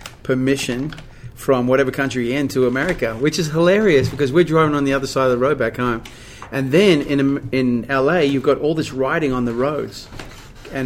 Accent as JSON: {"language": "English", "town": "Perth", "region": "Western Australia", "country": "Australia", "tie": "born or raised there", "moved": "as an adult", "lives_now": "Nashville, United States", "said": "I was born in Perth, Western Australia, and I left at the age of 21"}